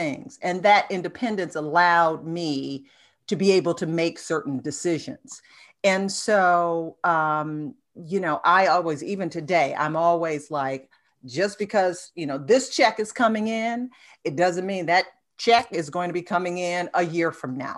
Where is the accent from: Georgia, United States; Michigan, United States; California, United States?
Michigan, United States; Detroit; my hometown, Detroit